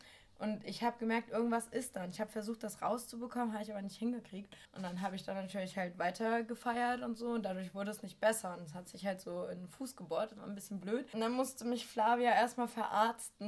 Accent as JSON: {"language": "German", "town": "Northeim", "region": "Lower Saxony", "country": "Germany", "tie": "born or raised there", "said": "ich komme ja aus so einer Kleinstadt, die kein Mensch kennt"}